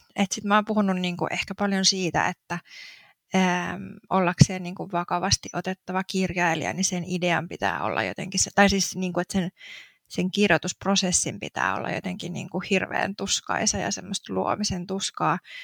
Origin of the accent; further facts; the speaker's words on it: Turku, Southwest Finland, Finland; moved away as an adult; also born or lived in Helsinki; now in Espoo, Finland; alun perin siis oon kotoisin tuolta Turusta